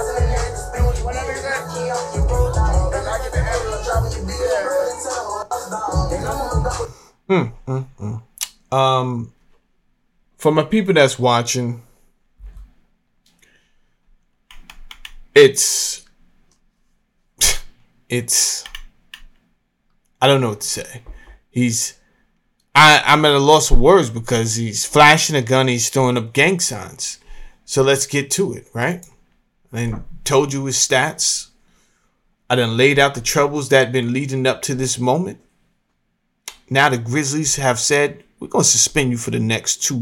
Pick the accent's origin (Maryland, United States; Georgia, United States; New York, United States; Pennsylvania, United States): New York, United States; Mount Vernon; moved away; I'm from Mount Vernon, New York